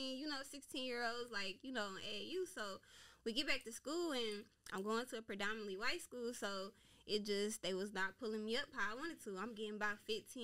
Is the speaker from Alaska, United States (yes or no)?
no; Dayton, Ohio, United States; I'm from Dayton, Ohio. I grew up in the city, like on the west side, Reesinger